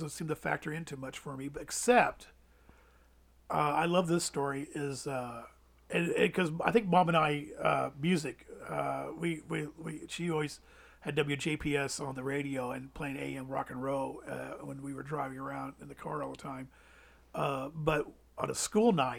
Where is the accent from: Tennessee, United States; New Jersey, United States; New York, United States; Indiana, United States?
Indiana, United States; Evansville; also born or lived in Louisville / Georgetown / Des Moines; Evansville, I've been here since I started school in Evansville. So Evansville's, you know, for lack of, you know, it's my hometown